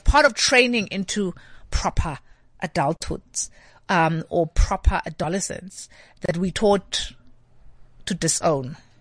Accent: Alice, Eastern Cape, South Africa; moved away; my dad, um, lectured, um, organic chemistry at the University of Fort Hare.

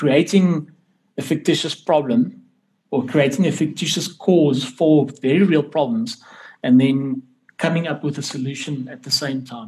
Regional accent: South Africa; my citizenship as a South African

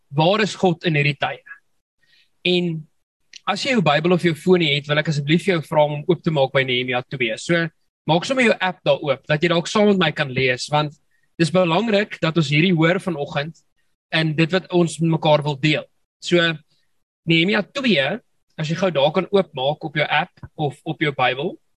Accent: South Africa; ons Afrikaners

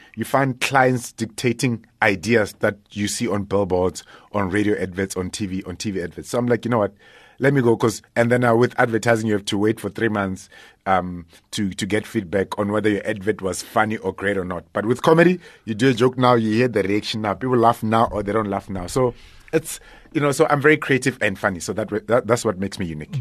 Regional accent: Limpopo, South Africa; also born or lived in Soweto, Gauteng; in Limpopo, uh, by, uh, Makado. There's a place called Ilim. Nah, not, it's what, it's, uh, thirty, uh, an hour's drive from Polokwane. Uh, so that's, that's where I grew up. And also in Soweto as well

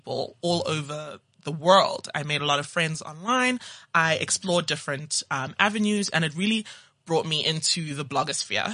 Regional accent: Johannesburg, Gauteng, South Africa; also born or lived in Zimbabwe / Cape Town / Nigeria; now in Johannesburg, South Africa; I am Nigerian by heritage. I was born in Zim and I grew up in Johannesburg, went to school in Cape Town, and now I'm back in the mother city.

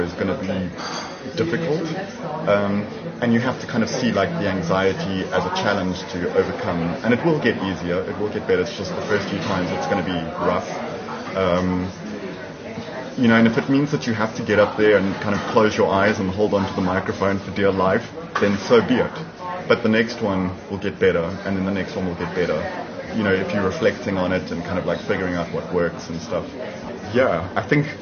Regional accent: Durban, KwaZulu-Natal, South Africa; now in Cape Town, South Africa; I'm originally from Durban

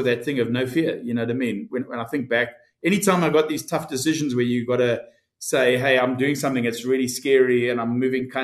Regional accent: Port Elizabeth, Eastern Cape, South Africa; moved away as an adult; also born or lived in Stellenbosch / United Kingdom; now in Dallas, United States; I was brought up in Port Elizabeth, and then I went to, you know, Stellenbosch University.

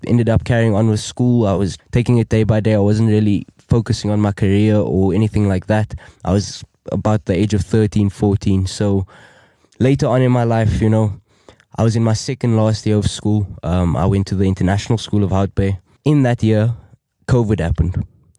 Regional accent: Cape Town, Western Cape, South Africa; I'm from around the corner, Cape Town, South Africa. I grew up in Cape Town, around the southern suburbs, Wynberg area, spent majority of my life and my childhood around that area.

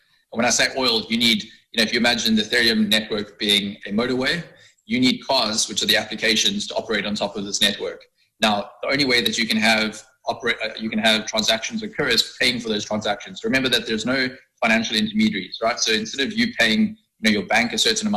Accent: South Africa; as a South African

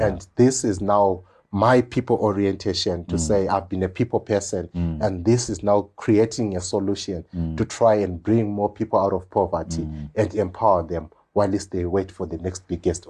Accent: Kami, Zimbabwe; also born or lived in Mberengwa / Gwanda; I came from Kami, went to Mberengwa, went to Gwanda, your rural area, attended my high school, Chinoy, Nast.

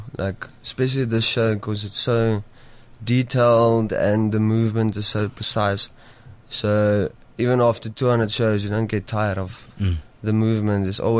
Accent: Sasolburg, Free State, South Africa

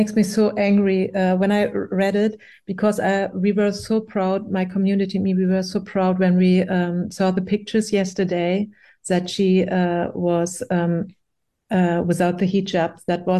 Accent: Iran; born there; when I was born in Iran, the revolution started. So I have no memories about the regime before.

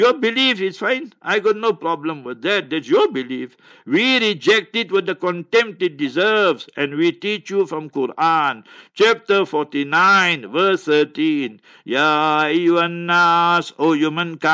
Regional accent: Heidelberg, Gauteng, South Africa; moved away; One day I went to Heidelberg, my hometown.

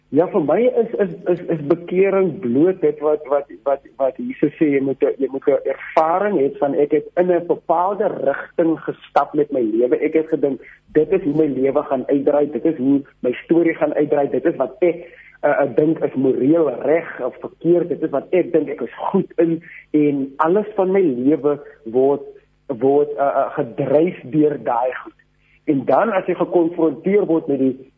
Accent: Grabouw, Western Cape, South Africa; Ek het in Grabouw groot geword

